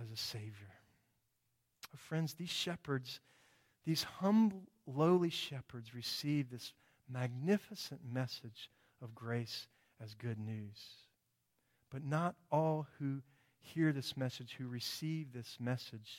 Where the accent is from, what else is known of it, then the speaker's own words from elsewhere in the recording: United States; I'm an American.